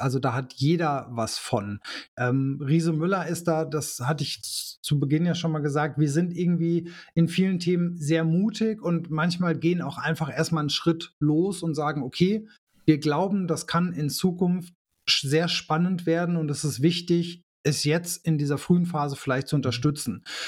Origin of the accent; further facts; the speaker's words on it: Germany; bei uns in Deutschland